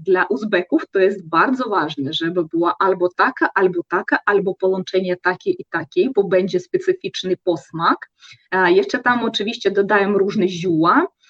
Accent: Russia; u nas w Rosji

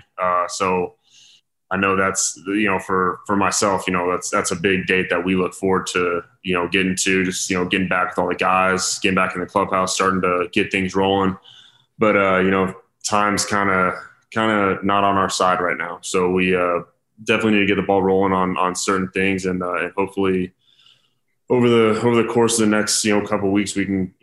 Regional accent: Denver, Colorado, United States; born or raised there

